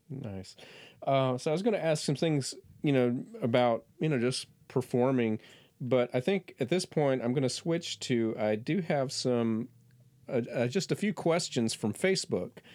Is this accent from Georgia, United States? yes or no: no; Florida, United States; moved away; I'm from Florida